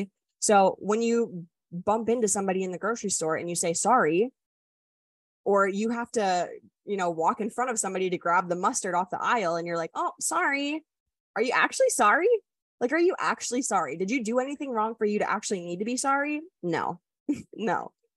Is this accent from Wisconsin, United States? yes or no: yes; Wisconsin, United States; moved away; I'm also from the Midwest. Like, I grew up where everybody's like, oh, sorry, excuse me